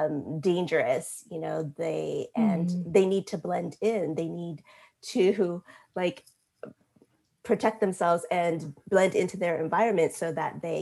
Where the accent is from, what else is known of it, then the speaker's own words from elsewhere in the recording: United States; growing up in America